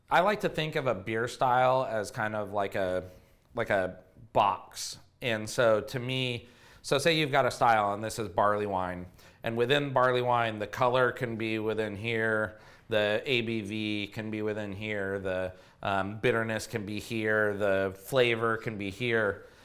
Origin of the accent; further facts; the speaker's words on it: Chico, California, United States; I grew up in Chico, California, which is home of Sierra Nevada